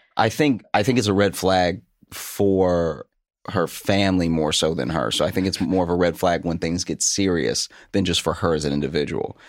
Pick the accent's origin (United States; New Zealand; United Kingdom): United States; Louisiana; moved away as an adult; also born or lived in Chicago; now in New York, United States; I grew up in Louisiana